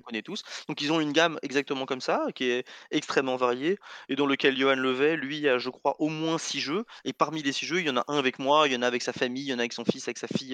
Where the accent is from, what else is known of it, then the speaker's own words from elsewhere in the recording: France; je suis français et donc bah, je connais beaucoup mieux l'histoire de France que n'importe quel autre.